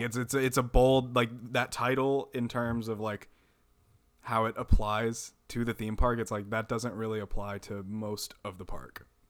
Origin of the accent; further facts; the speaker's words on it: Amarillo, Texas, United States; I grew up in Amarillo, Texas